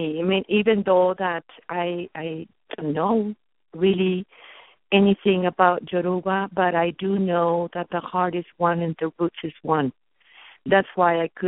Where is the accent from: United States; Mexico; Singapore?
Mexico; English is a second language; moved away; I come from Maya Mexica tradition, so my English can be a little bit funky